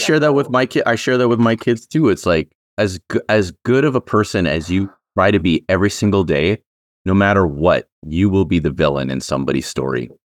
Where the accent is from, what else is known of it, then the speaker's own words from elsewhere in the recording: Canada; I'm actually a Canadian